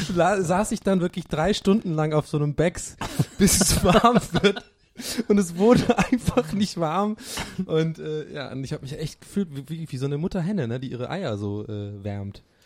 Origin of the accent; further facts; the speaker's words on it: Swabia, Germany; moved away; bei uns im Schwabenland